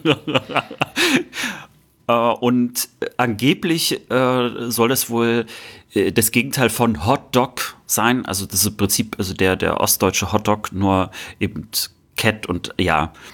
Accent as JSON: {"language": "German", "area": "Baltic coast near Prerow", "region": "Mecklenburg-Vorpommern", "country": "Germany", "tie": "born or raised there", "said": "Prero war natürlich meine Heimat viel näher"}